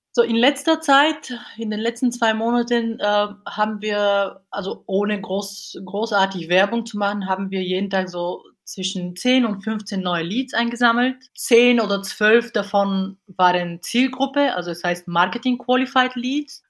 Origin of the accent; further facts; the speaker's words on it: Bulgaria; German is a second language; moved away as an adult; now in Cologne, Germany; Ursprünglich komme ich aus Bulgarien, bin aber hier mit äh, 18 Jahren nach Deutschland gekommen, um zu studieren.